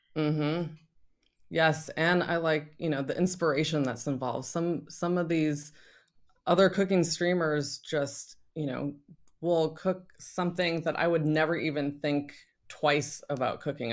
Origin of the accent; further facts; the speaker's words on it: Northern Virginia, United States; moved away; also born or lived in Paris; I'm originally from Northern Virginia